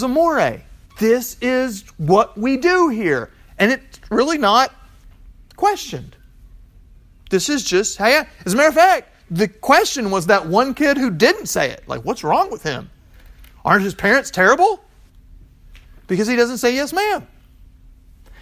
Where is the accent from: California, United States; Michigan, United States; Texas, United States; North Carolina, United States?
Texas, United States; I'm from Texas